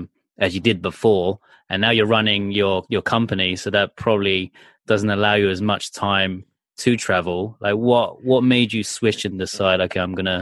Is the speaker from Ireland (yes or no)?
no; England, United Kingdom; when I was growing up in England